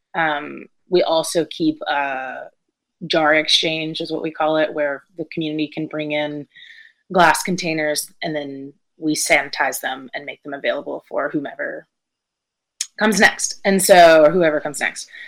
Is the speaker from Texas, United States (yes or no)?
no; Brevard, North Carolina, United States; also born or lived in Connecticut; very much from western north carolina raised in brevard